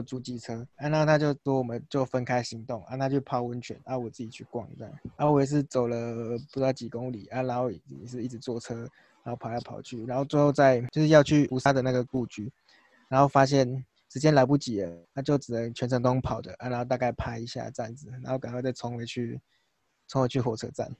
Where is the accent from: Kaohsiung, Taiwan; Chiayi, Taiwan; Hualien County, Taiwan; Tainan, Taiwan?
Chiayi, Taiwan; moved away as an adult; now in New Taipei, Taiwan; 就是我是嘉义人